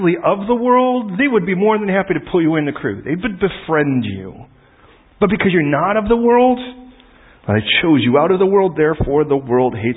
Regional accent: Chicago, Illinois, United States; I was born on the south side of Chicago, and I used to say I was the only white chocolate chip in the cookie.

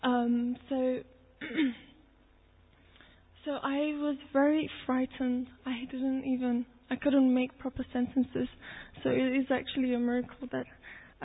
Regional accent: Turkey; moved away; I'm Turkish. I was born in Turkey

